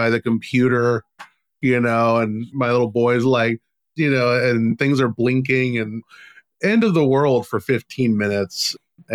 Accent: Texas, United States; now in Arizona, United States; I'm from Texas, now I'm in Arizona

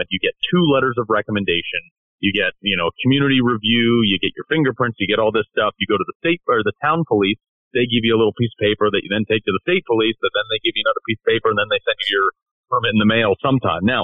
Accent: Greenwich, Connecticut, United States; my hometown of Greenwich.

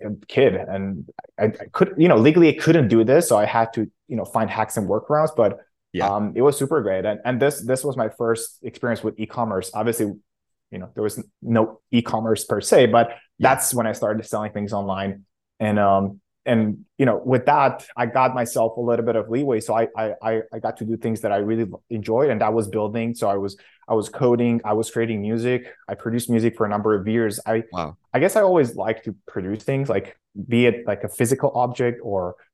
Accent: Oradea, Bihor County, Romania; I grew up in Romania in a small city called Oradea. It's in on the western part of Romania

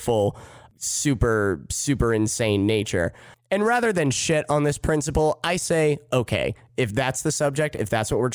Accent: Midwest, United States; I'm from the Midwest

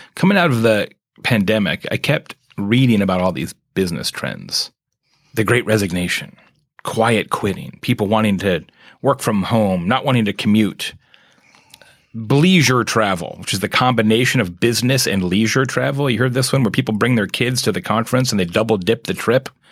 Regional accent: Arizona, United States; moved away as an adult; growing up in Arizona, I spent the first forty years of my life there

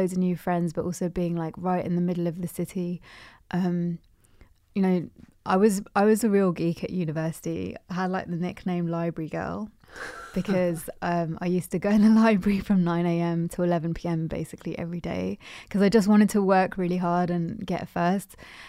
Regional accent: England, United Kingdom; born there; especially being of Pakistani heritage as well, and like the fact that I'm born in England is a direct consequence of the British Empire.

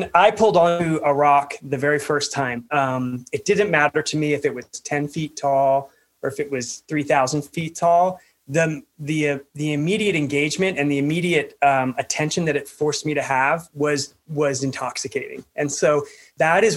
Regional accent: Pennsylvania, United States; I grew up in Pennsylvania, so not a lot of climbing there

